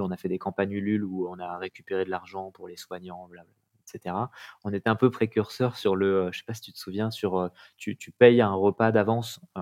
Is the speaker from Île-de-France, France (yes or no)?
yes; Paris, Île-de-France, France; moved away as an adult; now in Ariège, France; Je suis né à Paris, vécu en banlieue parisienne et toujours travaillé à Paris, études à Paris parisien, effectivement